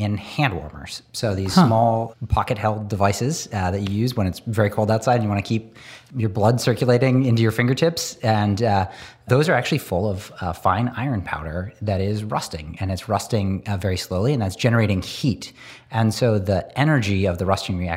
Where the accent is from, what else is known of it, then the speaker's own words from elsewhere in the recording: Northern Pennsylvania, United States; I grew up in Northern Pennsylvania